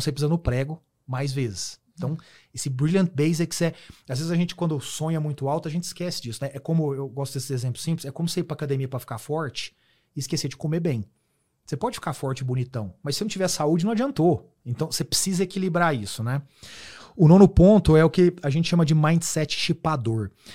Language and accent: Portuguese; Uberaba, Minas Gerais, Brazil; moved away as an adult; now in São Paulo, Brazil; Eu vim de Uberaba, Minas Gerais